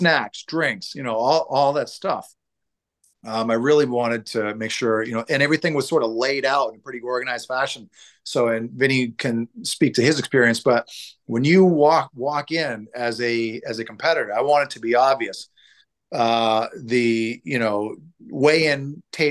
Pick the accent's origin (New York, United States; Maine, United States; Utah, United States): Maine, United States; Portland; Portland, where I'm from.